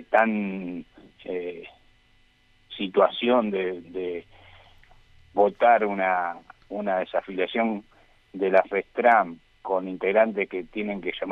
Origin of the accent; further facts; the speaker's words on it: Argentina; Todos somos ciudadanos argentinos que podemos tener libre pensamiento democrático y actuar en, en consecuencia.